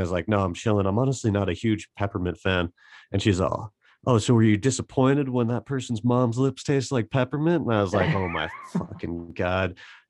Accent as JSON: {"language": "English", "town": "Butte", "region": "Montana", "country": "United States", "said": "Just the whole fuck you, we're from Butte mentality. Like, I just think it's fascinating, honestly, the whole town of Butte, the history."}